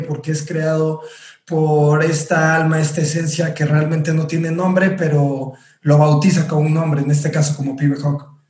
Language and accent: Spanish; Orizaba, Veracruz, Mexico; empecé en mi ciudad natal, Orizaba, Veracruz